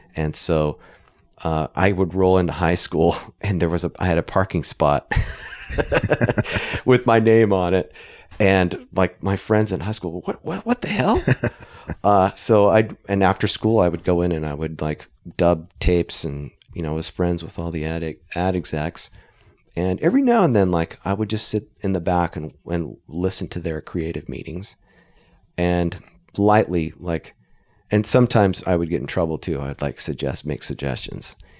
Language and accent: English; Idaho, United States; we're from Idaho